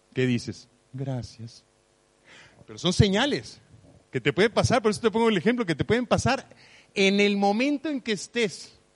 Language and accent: Spanish; Mexico; Yo nací en México